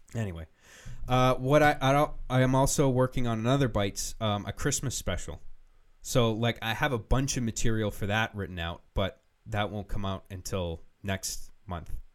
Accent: United Kingdom; I'm British

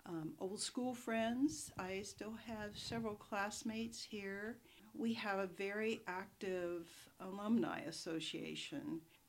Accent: Appalachia, United States; Here, I have, you know, some of my best friends I started out in first grade

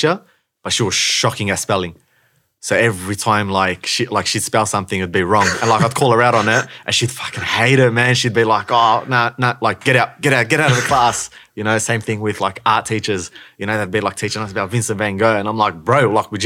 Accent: Melbourne, Victoria, Australia; also born or lived in Morocco; I grew up in the north, northern, I see your smile, in the northern suburbs of Melbourne, man. So grew up in Glenroy.

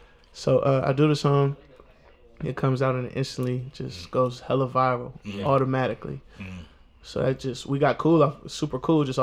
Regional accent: California, United States; Oh, I'm from the Bay. I used to live in the Bay.

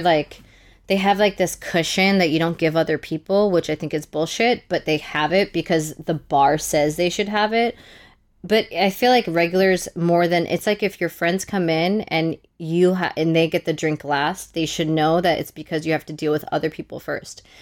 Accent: New York City, New York, United States; growing up in New York City, I went to high school

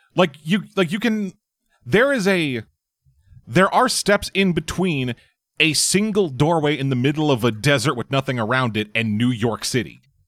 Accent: Canada

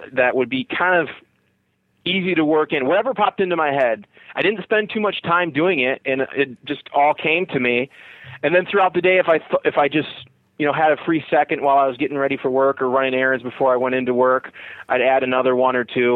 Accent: United States; I grew up kind of on the Michigan-Ohio border

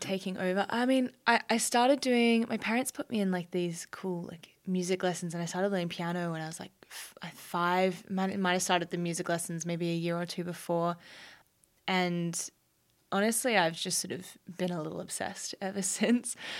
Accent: Brisbane, Queensland, Australia; I grew up on the Bayside of Brisbane, so around the Redlands

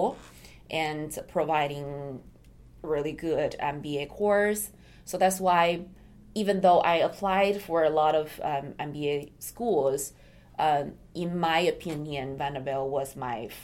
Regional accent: China; moved away as an adult; also born or lived in Japan; now in United States; Originally, I come from China

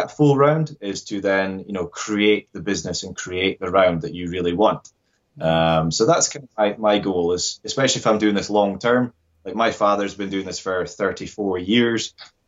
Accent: Scotland, United Kingdom

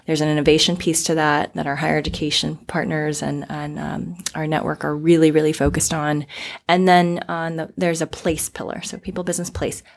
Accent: Florida, United States; moved away as an adult; also born or lived in Arizona, United States; now in Portland, United States; I was actually born and raised in the South

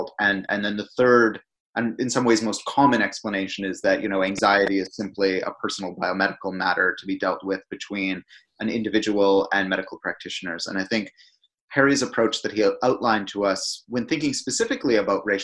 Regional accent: Canada; now in United Kingdom; In my home country of Canada

